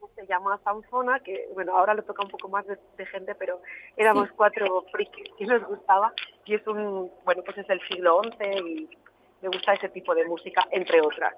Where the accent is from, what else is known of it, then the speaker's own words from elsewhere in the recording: a town in Barcelona, Catalonia, Spain; yo soy de un pueblo de Barcelona